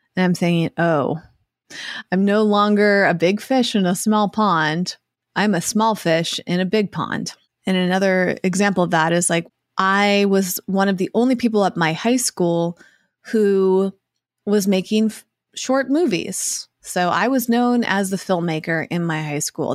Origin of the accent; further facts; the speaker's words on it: Massachusetts, United States; I grew up in Massachusetts